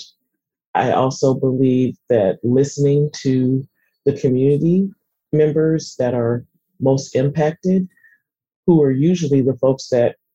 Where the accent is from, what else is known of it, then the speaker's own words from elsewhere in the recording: Seattle, Washington, United States; growing up in Seattle